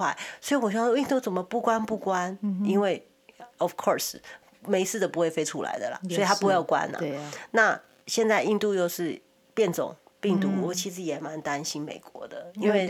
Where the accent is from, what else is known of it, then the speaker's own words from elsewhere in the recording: Taiwan; now in Los Angeles, United States; 因为我台湾是我们本身呃我们的家乡嘛。